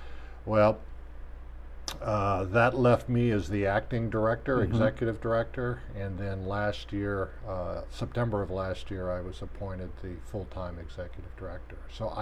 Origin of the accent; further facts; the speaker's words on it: Texas, United States; also born or lived in Houston; I'm actually a Texas native.